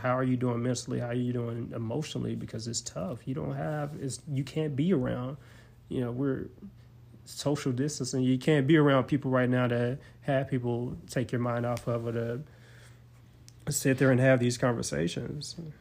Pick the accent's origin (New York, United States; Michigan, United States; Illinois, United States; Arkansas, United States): Arkansas, United States; Forrest City; my whole life, growing up in Forest City, Arkansas